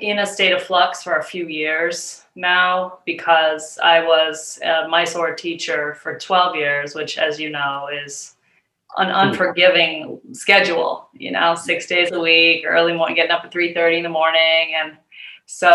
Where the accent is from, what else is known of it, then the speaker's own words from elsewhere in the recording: New Hampshire, United States; also born or lived in Boston, Massachusetts; now in Portland, Maine, United States; We're from New Hampshire